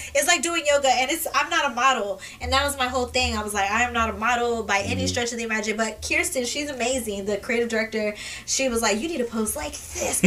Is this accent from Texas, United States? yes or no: yes; Kirby, Texas, United States; I grew up at, at in Kirby. I grew up at Sunrise. I grew up in Candlewood. That's where I grew up at.